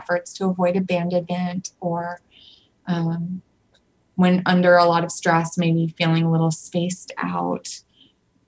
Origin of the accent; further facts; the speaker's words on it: Seattle, Washington, United States; I'm from Seattle